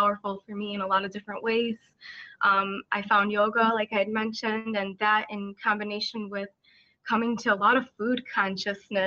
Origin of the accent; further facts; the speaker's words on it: Chicago, Illinois, United States; I'm from Chicago, Illinois, USA.